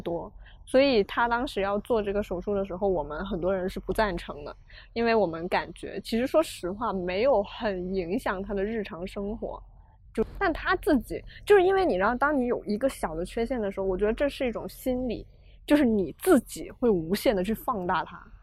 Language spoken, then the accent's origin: Chinese; China; 因为我生在中国的社会体系